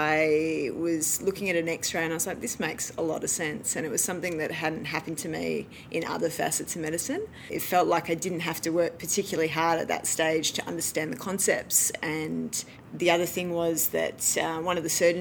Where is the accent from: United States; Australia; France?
Australia; Melbourne, Victoria; moved away as an adult; also born or lived in Adelaide, South Australia; I moved there from Melbourne, where I did my high school